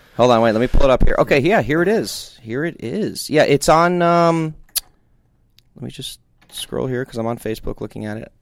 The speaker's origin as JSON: {"language": "English", "region": "New Jersey", "country": "United States", "said": "I'm from New Jersey"}